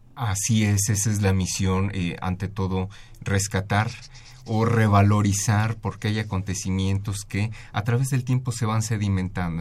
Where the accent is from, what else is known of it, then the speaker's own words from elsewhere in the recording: Mexico; a nosotros como mexicanas y mexicanos pues nos pertenecen porque, porque están aquí en esta tierra donde nacimos